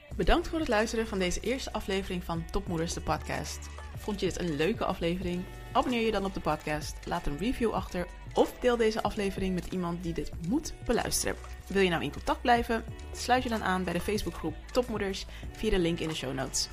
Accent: Suriname; now in Netherlands; ik ben Surinaamse

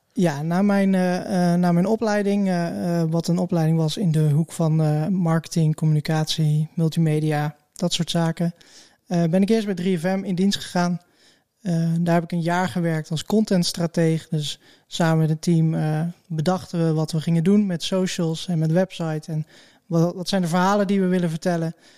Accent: Hattem, Gelderland, Netherlands; now in Zwolle, Netherlands; ik ben geboren in Hattem en ja, dat is een beetje het, het voorland van Zwolle.

